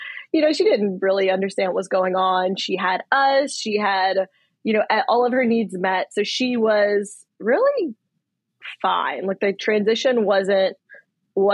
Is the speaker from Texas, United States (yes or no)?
no; Louisiana, United States; moved away as an adult; also born or lived in New Orleans; now in Okinawa, Japan; We are from Louisiana